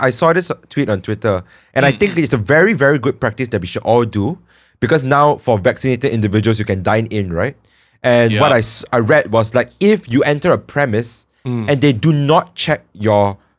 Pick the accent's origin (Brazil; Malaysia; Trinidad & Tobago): Malaysia; Reminds me of why we are so proud to be Malaysians.